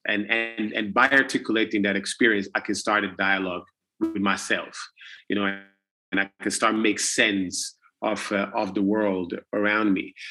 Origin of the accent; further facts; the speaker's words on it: Italy; when I grew up and when I was born in Italy